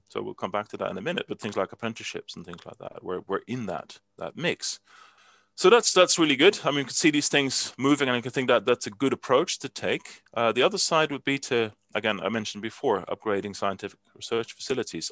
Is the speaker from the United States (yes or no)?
no; Netherlands; moved away; I'm from Holland originally, and I still have a Dutch passport.